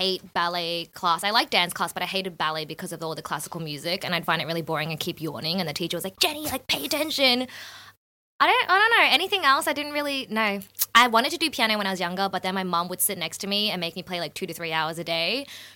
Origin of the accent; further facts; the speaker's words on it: Melbourne, Victoria, Australia; moved away as an adult; also born or lived in Shanghai, China / Los Angeles, United States; I was born in Clayton, grew up in South Melbourne, then was in Sunshine for a bit, went to Fitzroy.